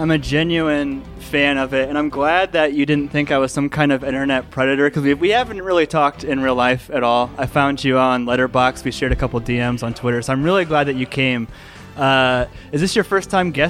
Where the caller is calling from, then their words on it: Louisville, Colorado, United States; A little bit more of a, an appropriate spoiler uh, this time around. I'm recording from Louisville, Colorado